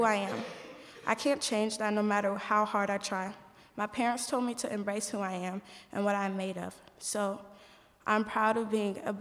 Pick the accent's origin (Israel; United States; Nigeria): United States; Indianapolis, Indiana; I'm from Indianapolis, Indiana